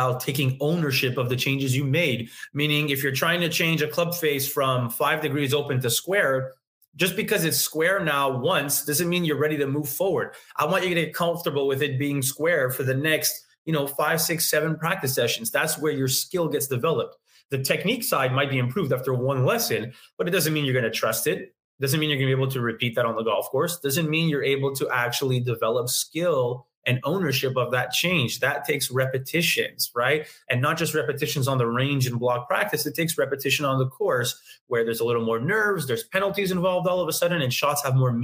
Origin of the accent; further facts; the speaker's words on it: Montreal, Quebec, Canada; I'm born in Canada, born in Montreal, never left my hometown